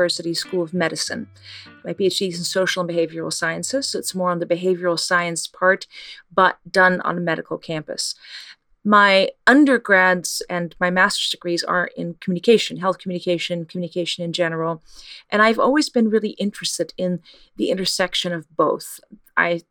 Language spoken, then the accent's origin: English; Netherlands; moved away; I'm from the Netherlands